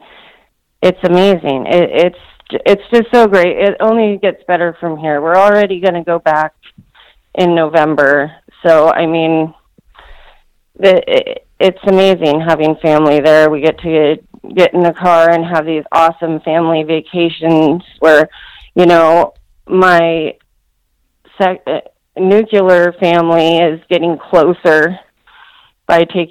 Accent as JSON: {"language": "English", "region": "Washington", "country": "United States", "tie": "born or raised there", "also_born_or_lived": "Southern California", "lives_now": "Kennewick, United States", "said": "I live and have raised my family in Kennewick, Washington, which is across the state from where I grew up"}